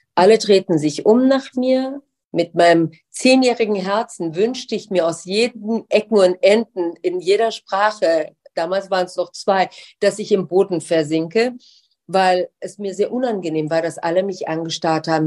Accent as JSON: {"language": "German", "town": "Darmstadt", "region": "Hesse", "country": "Germany", "tie": "born or raised there", "also_born_or_lived": "Tehran, Iran / United States / London, United Kingdom", "moved": "as an adult", "lives_now": "Düsseldorf, Germany", "said": "ich zum ersten Mal dorthin gezogen wirklich obwohl ich die ganze Zeit halt in den Ferien und so weiter da war, in, in, im schönen Darmstadt"}